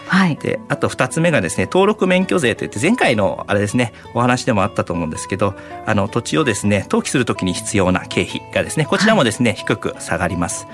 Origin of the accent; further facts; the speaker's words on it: Miura, Kanagawa, Japan; 私がですねあの三浦市の出身でして